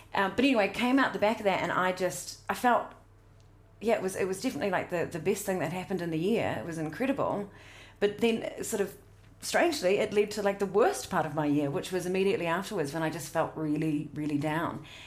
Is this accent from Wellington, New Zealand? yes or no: no; South Otago, New Zealand; I grew up in South Otago